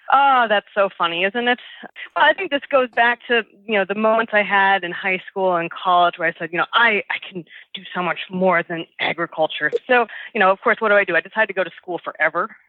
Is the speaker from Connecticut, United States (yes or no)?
no; Minnesota, United States; now in New Jersey, United States; I hail from Minnesota, outside of the Twin Cities area of Minneapolis and St. Paul. And that's where I, I spent my upbringing